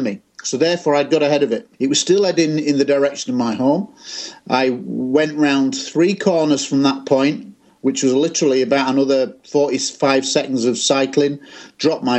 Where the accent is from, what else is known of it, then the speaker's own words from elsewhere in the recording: Scunthorpe, Yorkshire and the Humber, United Kingdom; I was aged 15 in my hometown of Scunthorpe in Lincolnshire in England